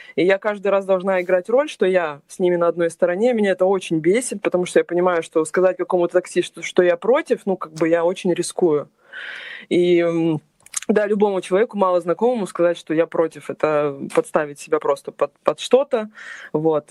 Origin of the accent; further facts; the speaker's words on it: Crimea, Ukraine; moved away as an adult; also born or lived in Kyiv, Ukraine; now in Russia; я вообще крымчанка